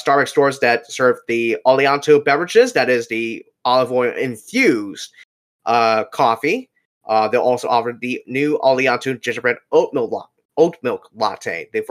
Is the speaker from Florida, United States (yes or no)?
yes; Orlando, Florida, United States; my hometown here